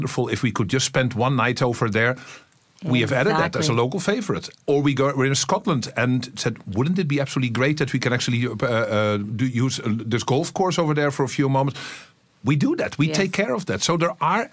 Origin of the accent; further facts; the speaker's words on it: Amsterdam, North Holland, Netherlands; I'm from Amsterdam